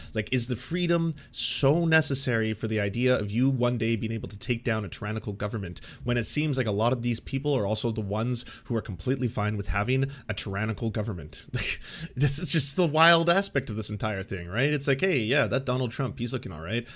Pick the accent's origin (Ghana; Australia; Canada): Canada; as a Canadian